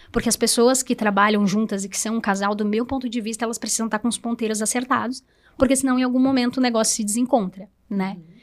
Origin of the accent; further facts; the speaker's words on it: Presidente Nereu, Santa Catarina, Brazil; moved away as an adult; now in Rio do Sul, Brazil; sou de Presidente Nereu, né? Então, eu vim para Rio do Sul foi em 2013 para fazer faculdade também